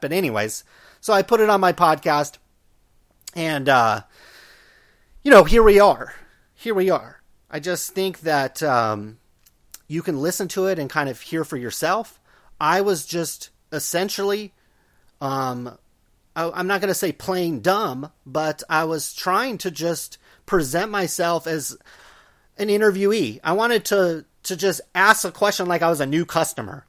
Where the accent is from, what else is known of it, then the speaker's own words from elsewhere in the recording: Stockton, California, United States; growing up in, in Stockton